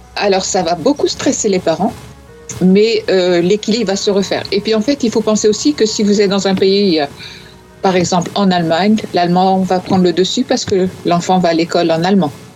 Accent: northern France, France; je viens de, du nord, comme toi.

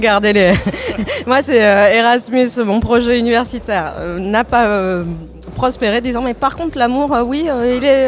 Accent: Toulouse, Occitania, France; moved away as an adult; now in Barcelona, Spain; je suis originaire de Toulouse

